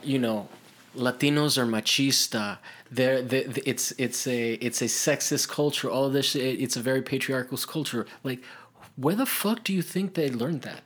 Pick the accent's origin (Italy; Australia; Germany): Italy; I grew up in Italy